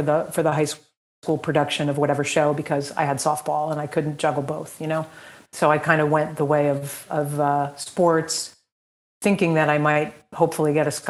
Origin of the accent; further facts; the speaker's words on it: Montville, New Jersey, United States; grew up in Montville, New Jersey, not Montvale. Montvale is Bergen County. Montville is Morris County.